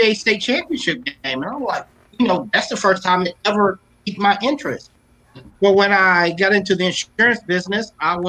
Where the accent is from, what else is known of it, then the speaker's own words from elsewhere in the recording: Lexington, Kentucky, United States; I'm from Lexington, Bryan Station in the house